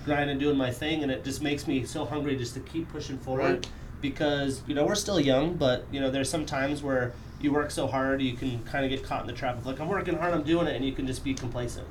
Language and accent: English; Wyoming, United States; now in Montana, United States; I wasn't born and raised in the res. I grew up in Wyoming, oil field area